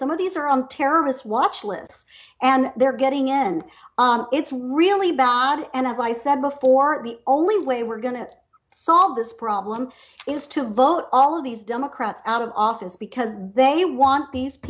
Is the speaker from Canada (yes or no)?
no; Caracas, Capital District, Venezuela; moved away; also born or lived in Harlingen, Texas; Venezuela and really Caracas, which is where I was born